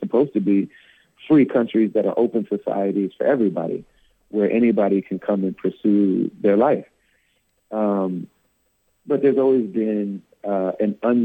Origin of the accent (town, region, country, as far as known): United States